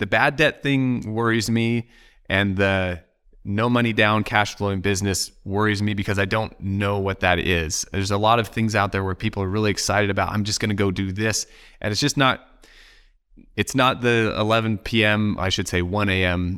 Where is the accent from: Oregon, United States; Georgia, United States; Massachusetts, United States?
Oregon, United States; I'm from Oregon